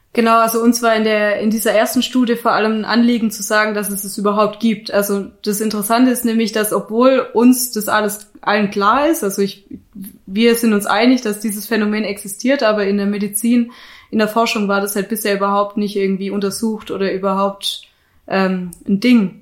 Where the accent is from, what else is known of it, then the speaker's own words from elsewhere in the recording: Black Forest, Baden-Württemberg, Germany; moved away as an adult; also born or lived in Munich, Germany; now in Innsbruck, Austria; ich komme ursprünglich aus dem Schwarzwald, das ist Südwestdeutschland.